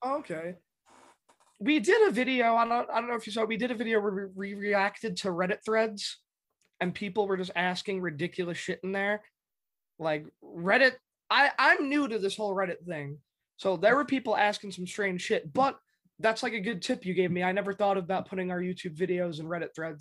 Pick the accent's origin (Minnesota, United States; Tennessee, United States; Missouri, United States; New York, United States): New York, United States; New York City; I grew up in the Bronx